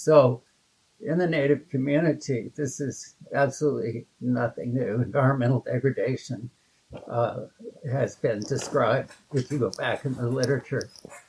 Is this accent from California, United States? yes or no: yes; San Joaquin Valley, California, United States; Well, I'm in my 79th year now, and I grew up in the San Joaquin Valley in the foothills of Sierras.